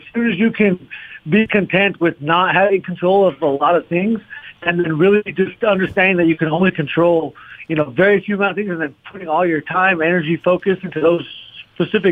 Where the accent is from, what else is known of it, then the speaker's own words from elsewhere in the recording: Arizona, United States; We're both from Arizona, both Arizona State champions, both Mexican Americans